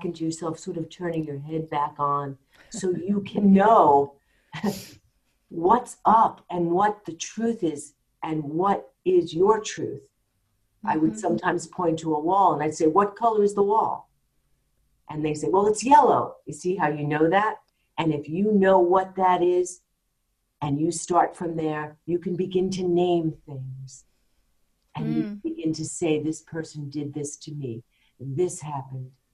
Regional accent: New York, United States; I'm a New Yorker

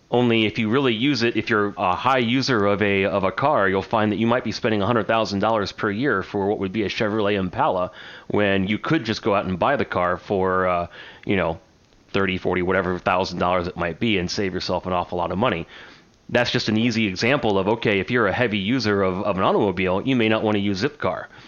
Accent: United States; I'm an American

